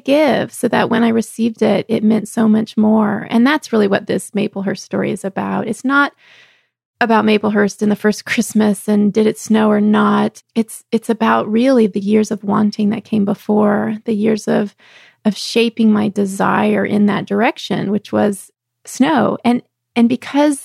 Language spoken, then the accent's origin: English; Texas, United States; growing up in Texas